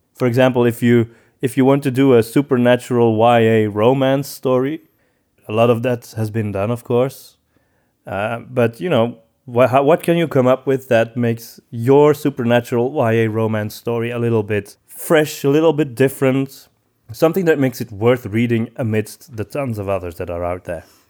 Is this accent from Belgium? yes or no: yes; Antwerp, Flanders, Belgium; I'm from Antwerp